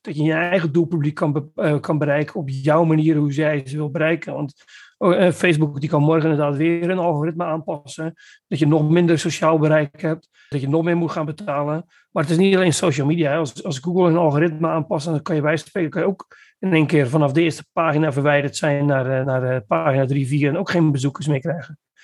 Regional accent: Netherlands; moved away as an adult; now in Belgium; ik kom uit Nederland

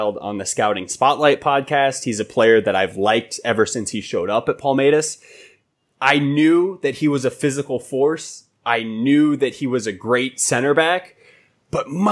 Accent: United States; I'm an American

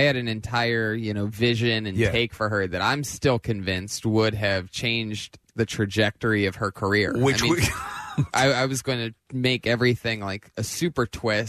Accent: Youngstown, Ohio, United States; moved away as an adult; now in Los Angeles, United States; I'm originally from Youngstown, Ohio, but I've lived in Los Angeles for the last, like, 13 years.

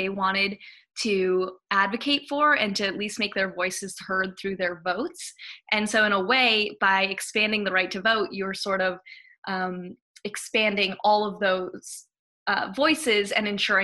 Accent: Hawaii, United States; moved away as an adult; also born or lived in Madison, Wisconsin / New Haven, Connecticut; I'm originally from Hawaii

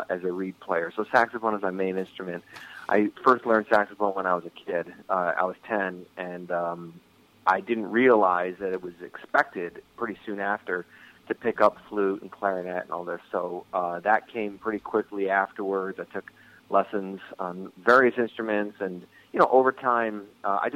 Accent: Rochester, New York, United States; I was born and raised in Rochester, New York, Western New York

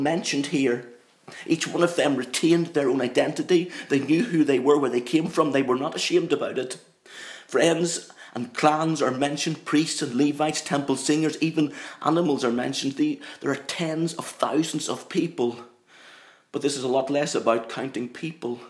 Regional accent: Northern Ireland, United Kingdom; I'm from Northern Ireland, very proud of the fact that I'm an Ulsterman through and through. And this accent, it's not something that I've put on.

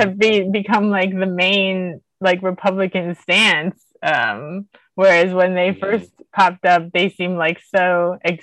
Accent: Florida, United States; moved away; I'm from Florida originally

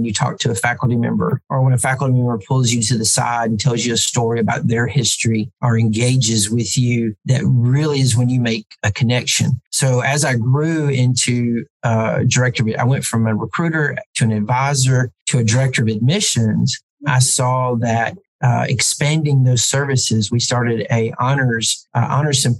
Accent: Ensley, Alabama, United States; there's no way a guy from Inslee is ever going to be president of a college because people just from my hometown just generally didn't go into academics.

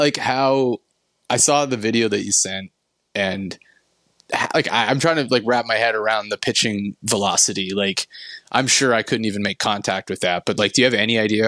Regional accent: New Brunswick, Canada; I growing up in New Brunswick, you guys, Cape Breton, specifically Glace Bay

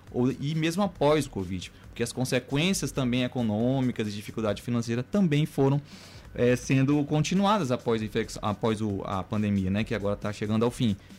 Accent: Maranhão, Brazil; also born or lived in Goiânia, Brazil; eu sou bem maranhense, médico formado aqui na Universidade Federal do Maranhão

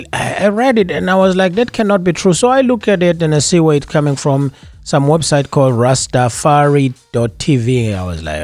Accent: South Africa; now in Danbury, United States; me, who's born in South Africa

